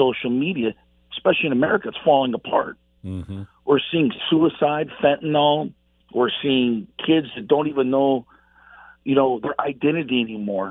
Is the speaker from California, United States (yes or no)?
yes; Los Angeles, California, United States; I was actually from Los Angeles, and I was a punk rocker in the 80s, crazy kid on the streets